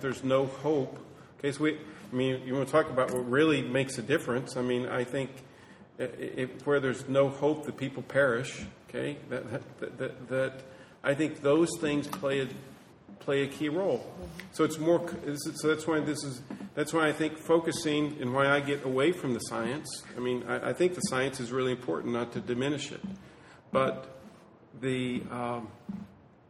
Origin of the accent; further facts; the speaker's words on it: West Texas, United States; I'm from West Texas